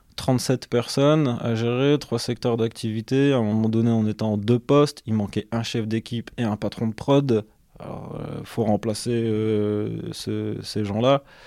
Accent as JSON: {"language": "French", "town": "Douai", "region": "Hauts-de-France", "country": "France", "tie": "born or raised there", "also_born_or_lived": "Lens / Valenciennes / Lille metropolitan area", "said": "je suis originaire euh, de Lens. J'ai grandi à Douai"}